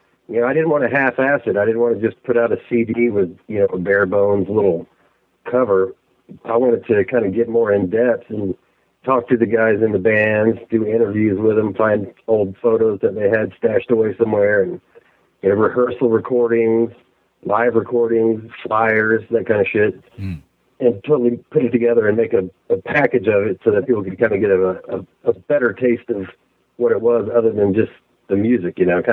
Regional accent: Austin, Texas, United States; I grew up in the Austin area

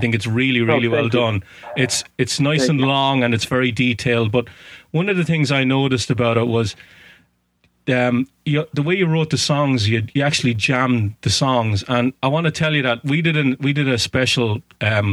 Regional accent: Waterford, Munster, Ireland; now in Boston area, United States; I'm from Waterford in Southern Ireland

